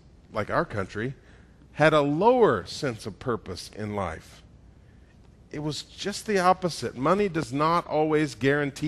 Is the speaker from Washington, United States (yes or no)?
no; Georgia, United States; I'm from Georgia